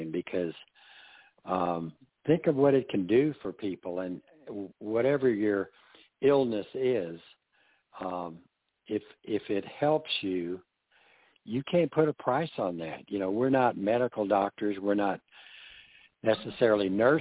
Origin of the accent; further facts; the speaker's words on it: the South, United States; being a Southerner